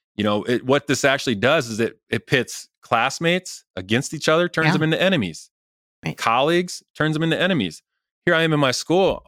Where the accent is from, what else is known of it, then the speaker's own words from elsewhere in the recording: Rensselaer, Indiana, United States; Rensselaer, my hometown